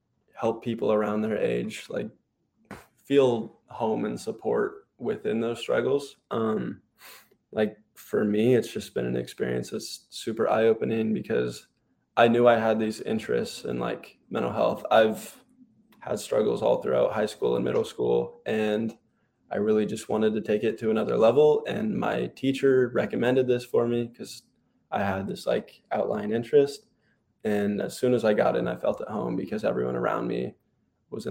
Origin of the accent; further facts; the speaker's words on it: Oregon, United States; I'm from Oregon